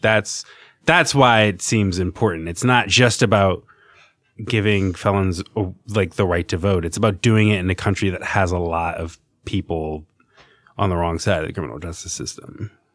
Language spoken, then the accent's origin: English; Virginia, United States; now in New York, United States; I'm from Virginia